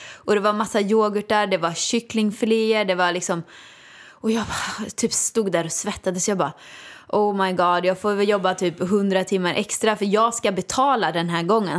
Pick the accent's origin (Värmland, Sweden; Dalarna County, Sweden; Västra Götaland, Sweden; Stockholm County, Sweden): Västra Götaland, Sweden; Åmål; moved away; jag kom ju från Åmål, gick på Balettakademin